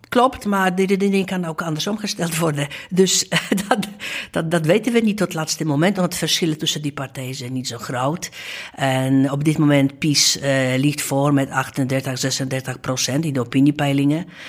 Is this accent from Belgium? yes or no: no; Gdańsk, Pomeranian Voivodeship, Poland; Dutch is a second language; moved away as an adult; also born or lived in Amsterdam; now in Netherlands; Ik was dus in Gdańsk